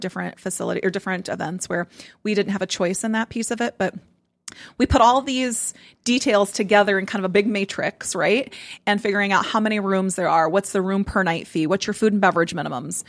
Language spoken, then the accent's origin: English; Nebraska, United States; moved away; I'm from Nebraska